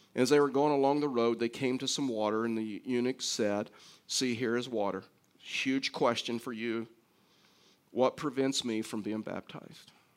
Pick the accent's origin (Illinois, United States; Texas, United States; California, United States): Texas, United States; now in Colorado, United States; I'm from Texas